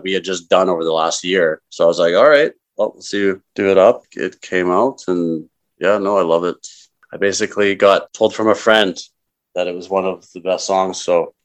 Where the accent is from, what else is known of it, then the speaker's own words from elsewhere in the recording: Calgary, Alberta, Canada; also born or lived in Toronto / Vancouver; I was born and raised in Calgary, so it's home